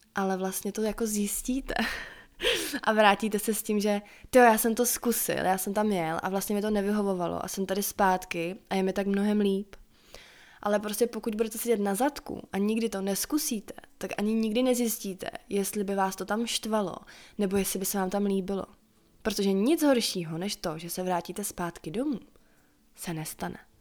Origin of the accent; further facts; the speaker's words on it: Czechia; doma tady v Čechách a vracela se pořád zpátky na to moje místo